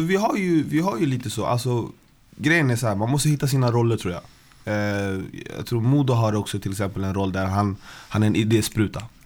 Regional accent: Stockholm, Stockholm County, Sweden; Jag är från Västerort, Westside, Vällingby, Hässelby

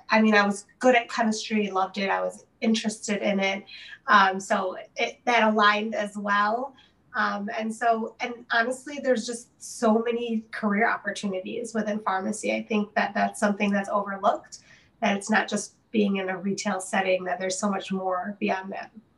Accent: Detroit, Michigan, United States; I was born and raised in the Detroit area

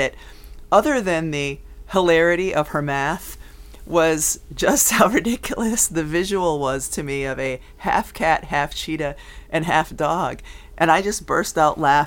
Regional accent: Connecticut, United States; I'm from Connecticut.

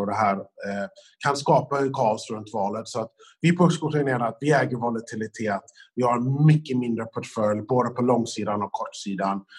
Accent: United States; moved away; som amerikan

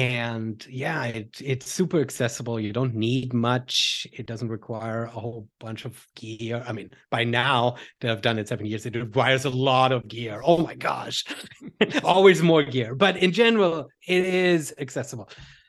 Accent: Germany; English is a second language; I grew up back in Germany doing a whole bunch of sports, but never with a coach, never collegiate, never really focused.

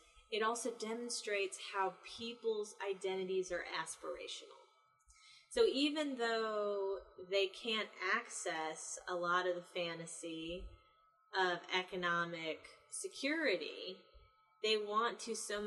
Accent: the North, United States; now in the South, United States; I'm from the North. I grew up Catholic. I moved to the South

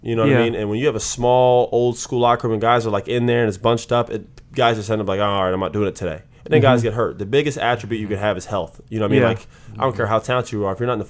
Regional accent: West Coast, United States; moved away as an adult; now in Washington, United States; I'm from the West Coast.

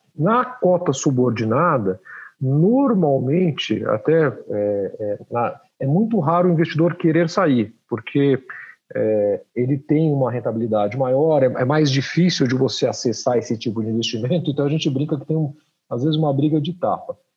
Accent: Brazil; como brasileiros aqui, que a gente já passou todo tipo de crise

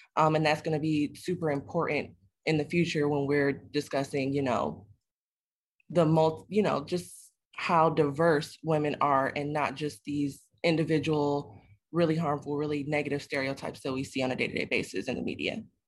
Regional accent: Detroit, Michigan, United States; a native Detroiter

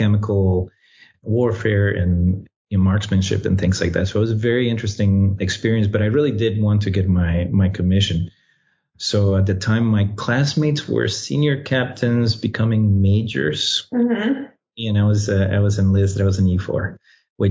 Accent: Costa Rica; moved away as an adult; also born or lived in Washington, D.C.; now in United States; I was born and raised in Costa Rica

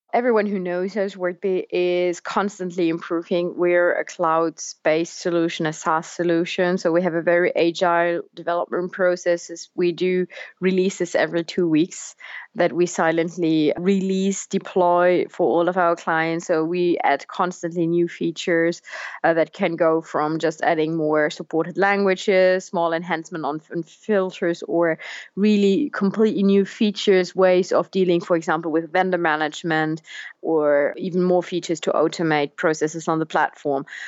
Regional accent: Germany; English is a second language; moved away; also born or lived in France; I'm originally from Germany

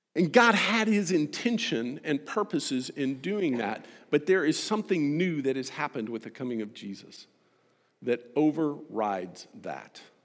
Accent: United States; as an American

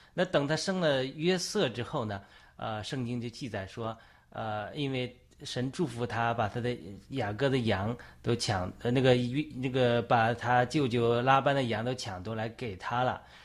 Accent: China; 我们中国人

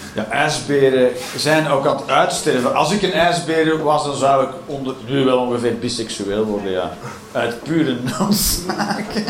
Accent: Belgium; we zijn België

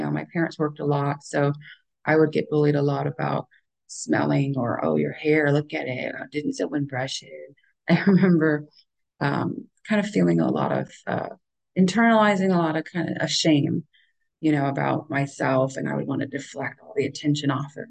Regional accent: Oklahoma, United States; born there; We moved around a lot when I was young. I was born in Oklahoma

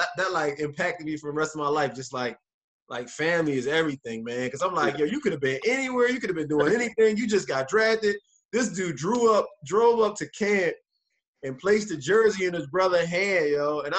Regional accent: Philadelphia, Pennsylvania, United States; I'm from Philly

